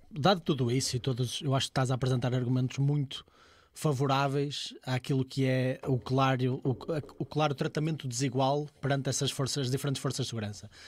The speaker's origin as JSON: {"language": "Portuguese", "town": "Amarante", "region": "Norte", "country": "Portugal", "said": "por exemplo, eu sou da Amarante e lá não existe PSP"}